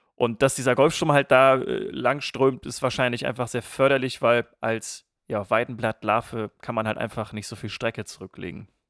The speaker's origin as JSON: {"language": "German", "area": "East Frisia", "region": "Lower Saxony", "country": "Germany", "tie": "born or raised there", "said": "gebürtiger Ostfriese"}